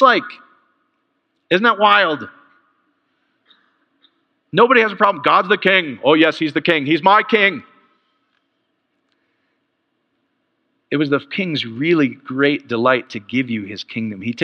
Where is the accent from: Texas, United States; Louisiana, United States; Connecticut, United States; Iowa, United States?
Iowa, United States; I am from Iowa. I'm Polish